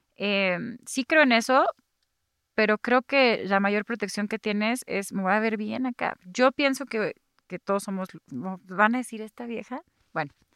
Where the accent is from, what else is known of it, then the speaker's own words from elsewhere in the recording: Guadalajara, Jalisco, Mexico; yo soy tapatía